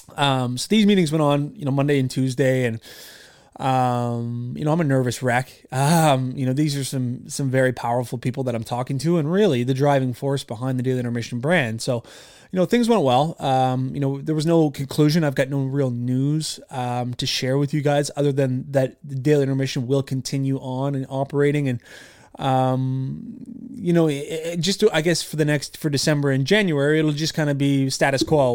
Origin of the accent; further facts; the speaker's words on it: Nova Scotia, Canada; I was from Canada and, uh, from Nova Scotia specifically.